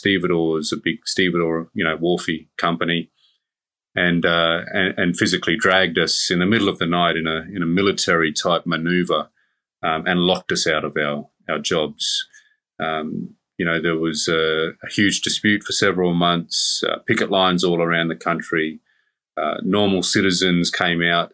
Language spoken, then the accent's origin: English; Darwin, Northern Territory, Australia; I grew up on Larrakia country. I've always lived here, though I'm a Torres Strait Islander.